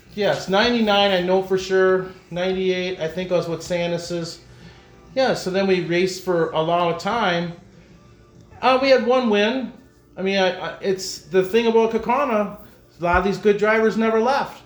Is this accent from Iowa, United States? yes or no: no; De Pere, Wisconsin, United States; growing up in De Pere, nice racetrack there, fun, a lot of people